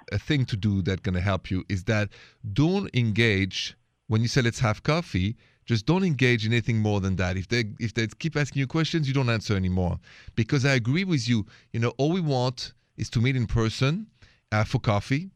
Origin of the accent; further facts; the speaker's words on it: France; accent: French; My accent is French.